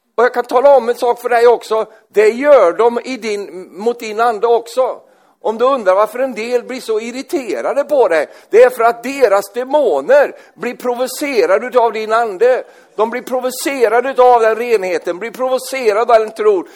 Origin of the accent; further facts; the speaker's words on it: Sweden; Jag är svensk